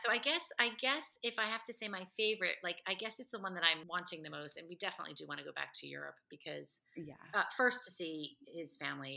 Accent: New Jersey, United States; moved away as an adult; I grew up in New Jersey, so I grew up around a lot of Latino people

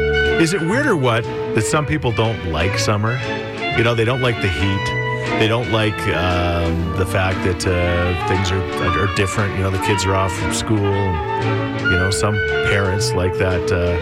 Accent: Ontario, Canada; moved away; But I'm also from Ontario, and we get four seasons back home when we only get winter and fire season here.

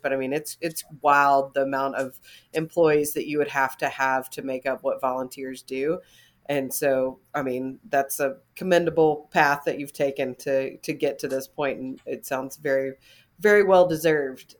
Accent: North Alabama, United States; where I'm from is, um, in North Alabama

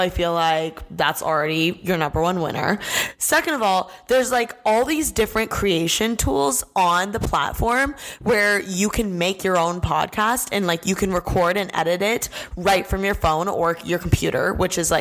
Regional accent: Bloomington, Indiana, United States; moved away as an adult; I'm from Bloomington, Indiana. I moved out here to go to fashion school

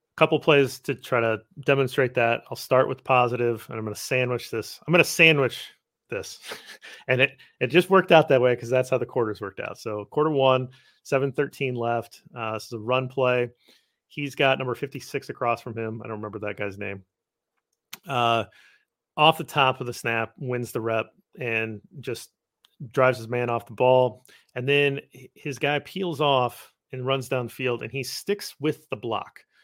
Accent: Midwest, United States; I'm a Midwesterner

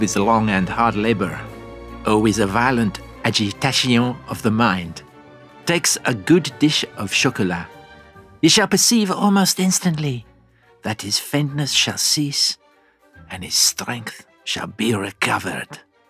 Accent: England, United Kingdom; But I mean, as an Englishman, proud Englishman.

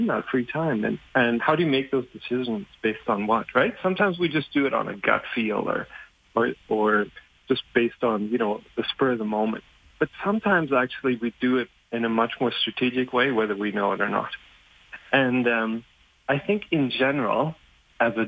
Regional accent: Germany; born or raised there; English is a second language; moved away

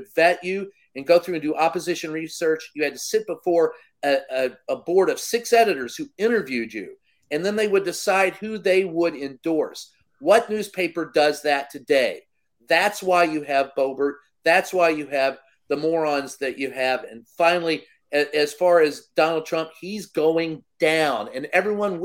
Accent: Louisville, Kentucky, United States; my hometown of a family-owned newspaper. It was the Courier-Journal, Louisville Times

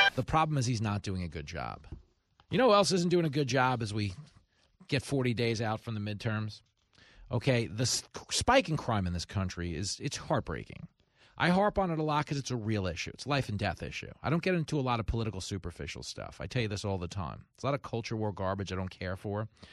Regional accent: United States; as an American

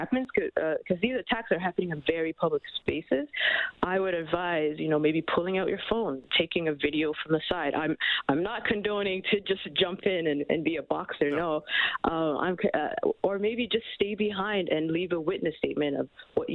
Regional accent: Canada; we're all Canadian

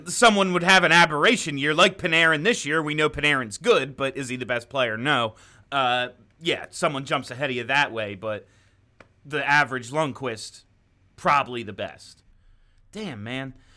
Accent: New England, United States; accent: New England

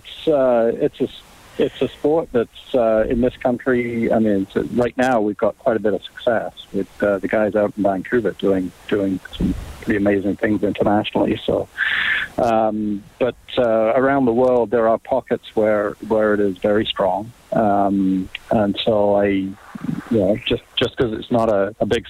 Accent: England, United Kingdom; moved away; growing up in England

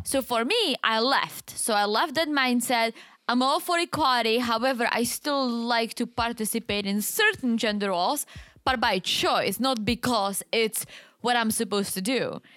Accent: Czechia; accent: Czech; moved away; I'm from the Czech Republic

